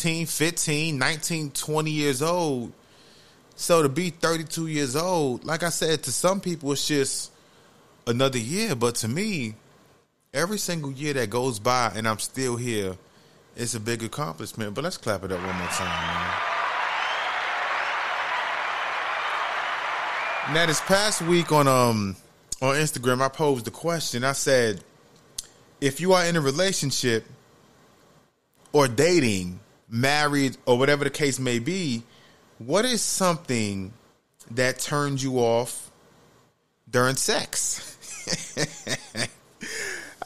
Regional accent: New York City, New York, United States; moved away as an adult; growing up in the Bronx, New York, like, from the age of 2 until about 22 years old

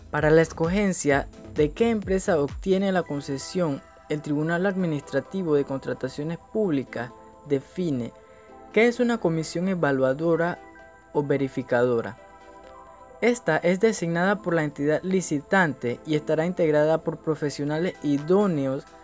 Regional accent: Colón, Panama; soy de Colón

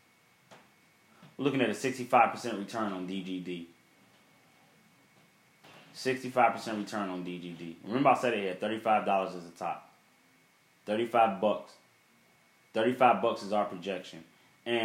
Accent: Chicago, Illinois, United States; growing up in Chicago

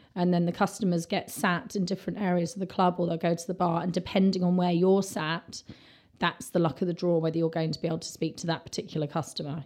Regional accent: London, United Kingdom; I'm from London

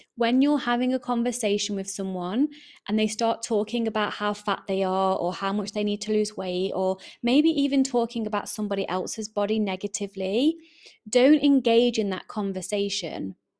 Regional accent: England, United Kingdom; accent: English; I am English, my accent kinda gives that away

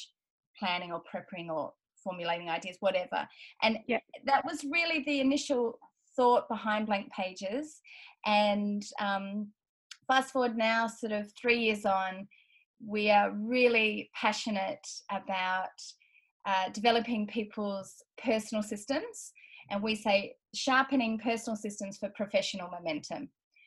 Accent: Australia; accent: Australian; as you can hear from my accent, I'm Australian.

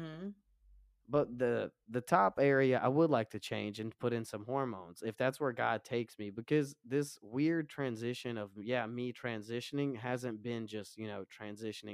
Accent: Romania; now in United States; I am not from America. I'm from Romania. My parents raised me super Orthodox Christian

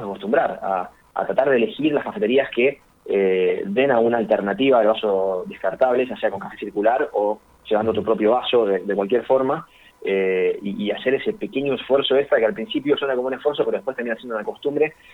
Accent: Buenos Aires, Argentina; nosotros somos de Capital Federal

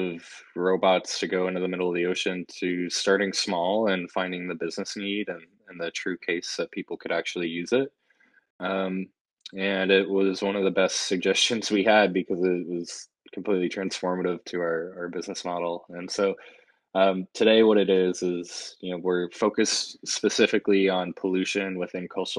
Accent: St. Louis, Missouri, United States; moved away as an adult; also born or lived in Cincinnati; I grew up in St. Louis and was born and raised in the Midwest

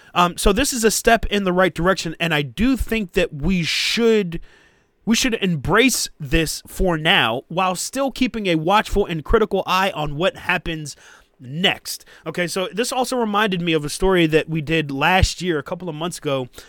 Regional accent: United States; us as American workers

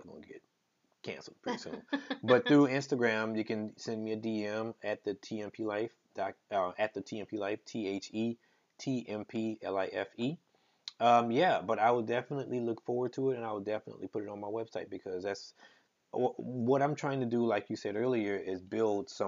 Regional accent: Plaquemine, Louisiana, United States; moved away; also born or lived in Baton Rouge, Louisiana / New Orleans, Louisiana; from Louisiana, born and raised. I'm from Plaquemine, Louisiana. I lived in Baton Rouge all my life.

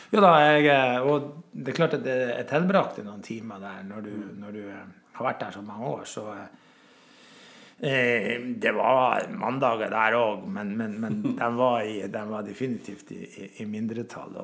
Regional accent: Grønlia, Senja, Troms, Norway; Jeg er voksen i Grønlia. På Senja bruker jeg alltid å si at når noen spør hvor jeg kommer fra, så kommer jeg fra Grønlia. Og Grønlia vil alltid være hjemme. Eh, der vokste jeg opp

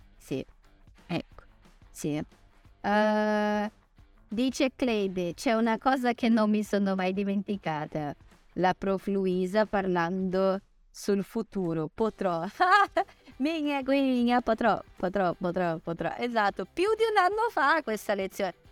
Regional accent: Brazil; Italian is a second language; sono brasilianissima

